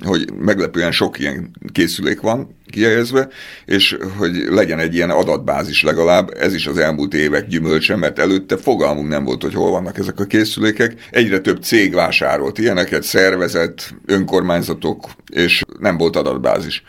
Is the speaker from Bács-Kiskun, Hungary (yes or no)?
no; Budapest, Hungary; én a belvárosban laktam, 5. kerület Szent István körúton nőttem föl